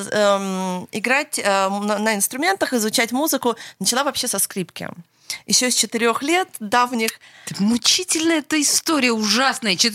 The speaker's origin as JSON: {"language": "Russian", "town": "Los Angeles", "region": "California", "country": "United States", "tie": "born or raised there", "said": "я уже потом выросла и училась в Лос-Анджелесе в Америке."}